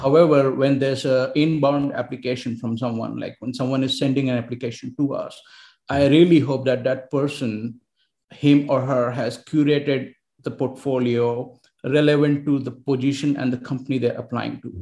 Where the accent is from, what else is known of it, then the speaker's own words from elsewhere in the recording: India; moved away as an adult; also born or lived in Barcelona, Spain / Helsinki, Finland; I was from India